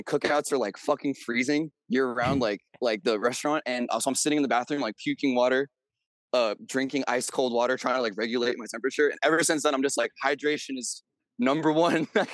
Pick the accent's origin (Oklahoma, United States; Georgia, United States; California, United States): California, United States; the Bay Area; I'm from the Bay, California